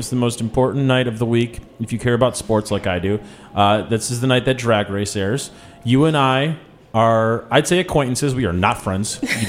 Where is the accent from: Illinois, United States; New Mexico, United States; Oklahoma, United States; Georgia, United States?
Illinois, United States; Chicago; I am also from Chicago